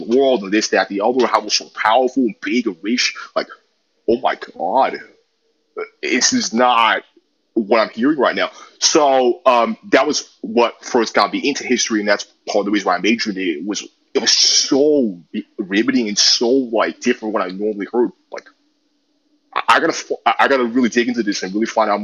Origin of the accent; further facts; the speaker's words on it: New York City, New York, United States; I also grew up in New York City, as you can tell by my accent.